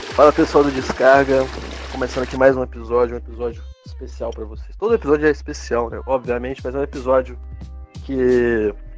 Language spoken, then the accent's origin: Portuguese; Brazil; como brasileiro